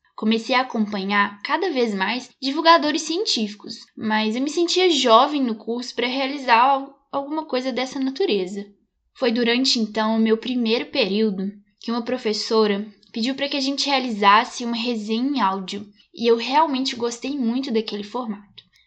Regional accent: Belo Horizonte metropolitan area, Minas Gerais, Brazil; nasci aqui em Minas Gerais, na região metropolitana de Belo Horizonte

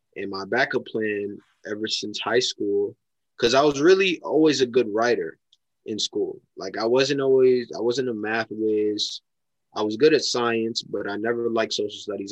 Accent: Mount Vernon, New York, United States; I'm from Mount Vernon, New York.

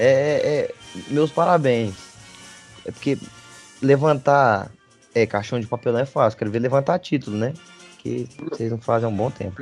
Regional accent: Goiânia, Goiás, Brazil; a gente é de Goiânia, a gente, nossa cidade aqui respira o sertanejo. Desde pequeno a gente escuta

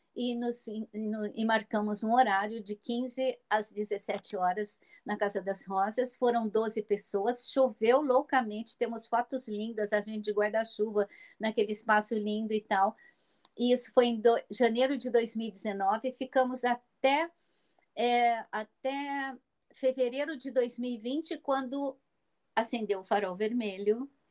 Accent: Minas Gerais, Brazil; moved away as an adult; em Minas Gerais, naquela cidade onde eu nasci, onde eu vou a cada três semanas porque eu tenho uma mãe de 87 anos lá no interior

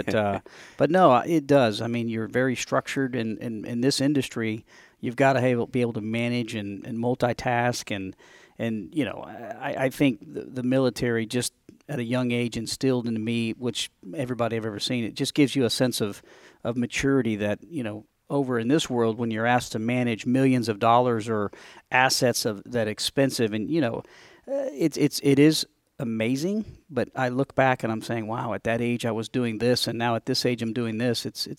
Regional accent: New York, United States; moved away; So I grew up in upstate New York. But I have been down here on the South since the early 80s.

